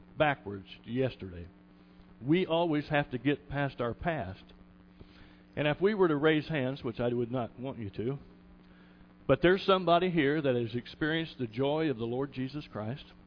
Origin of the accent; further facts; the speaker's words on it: Kokomo, Indiana, United States; I was born and raised on the west side of the tracks